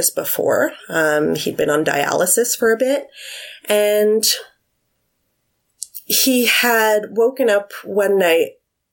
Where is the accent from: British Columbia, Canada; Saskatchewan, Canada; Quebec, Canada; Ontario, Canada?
Quebec, Canada; Montreal; I'm from Montreal